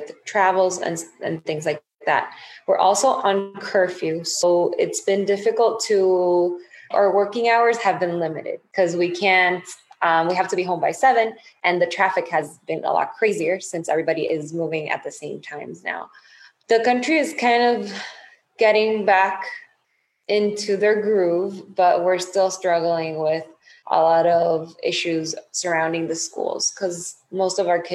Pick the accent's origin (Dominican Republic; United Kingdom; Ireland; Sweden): Dominican Republic; I'm from Dominican Republic